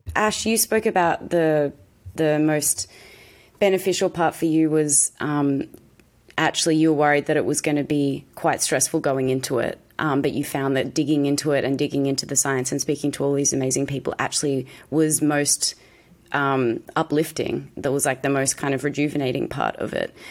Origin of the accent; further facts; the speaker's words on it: Australia; I'm an Aussie actress